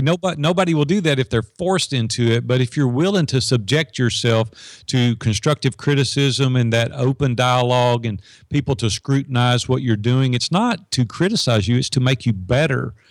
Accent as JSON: {"language": "English", "town": "Madison", "region": "Tennessee", "country": "United States", "tie": "born or raised there", "said": "it's just north of Nashville in Madison, Tennessee, which is, you know, ten minutes from downtown Nashville."}